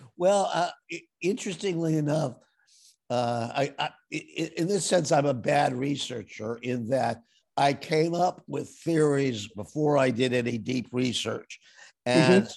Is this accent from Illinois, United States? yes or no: yes; Evanston, Illinois, United States; My father was a dyed-in-the-wool Democrat, and we lived in very Republican territory